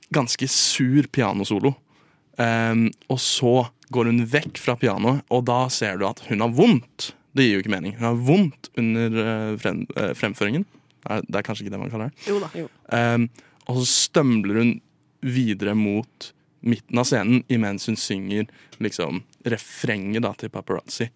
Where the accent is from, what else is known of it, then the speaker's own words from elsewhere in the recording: Drøbak, Akershus, Norway; jeg er fra Drøbak